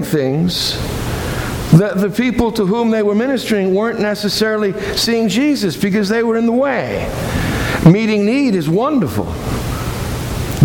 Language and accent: English; Boston, Massachusetts, United States; moved away; I come from Boston